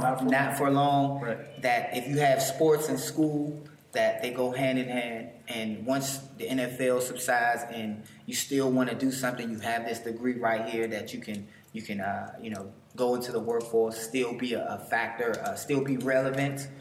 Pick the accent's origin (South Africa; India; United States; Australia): United States; Washington, District of Columbia; I'm from Washington D.C.